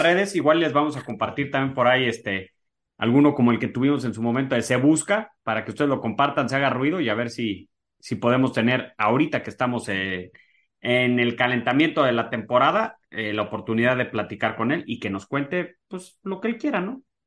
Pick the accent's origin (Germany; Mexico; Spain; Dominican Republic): Mexico; yo como mexicano